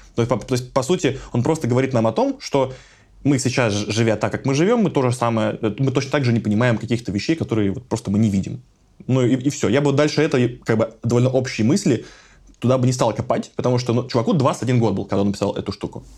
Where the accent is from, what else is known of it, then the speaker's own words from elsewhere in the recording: Voronezh, Voronezh Oblast, Russia; в моем родном городе Воронеже